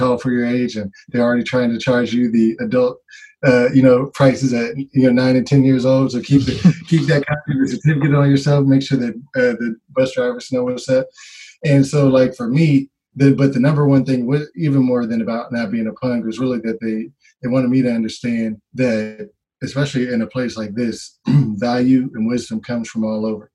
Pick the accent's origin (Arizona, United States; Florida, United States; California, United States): California, United States; Oakland; born or raised there